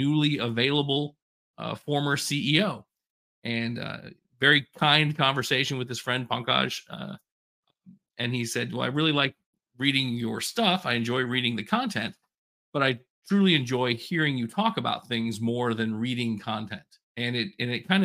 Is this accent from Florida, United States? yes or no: yes; Polk County, Florida, United States; I grew up in Polk County